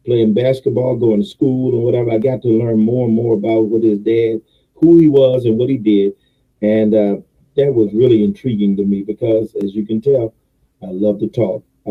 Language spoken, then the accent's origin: English; Richmond, Virginia, United States; also born or lived in Goochland, Virginia; born and raised in Richmond, Virginia